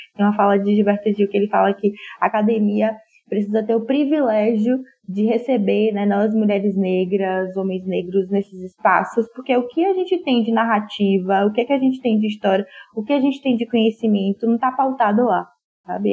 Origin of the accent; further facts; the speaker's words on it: Salvador, Bahia, Brazil; moved away as an adult; now in São Paulo, Brazil; sou soteropolitana